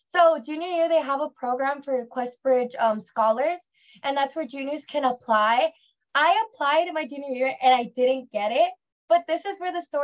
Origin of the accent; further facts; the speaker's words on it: Thousand Palms, California, United States; first language Spanish; English is a second language; also born or lived in Palm Springs / Cathedral City; I was born in Palm Springs, and my parents, they moved us to, they lived in Thousand Palms for until I was 13. And then we moved to Cathedral City